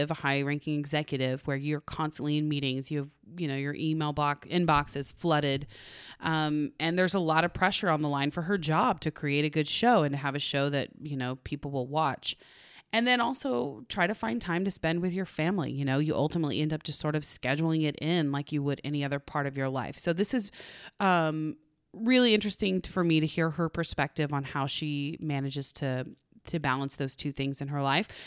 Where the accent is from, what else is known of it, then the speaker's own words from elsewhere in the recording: Canada; I am Canadian.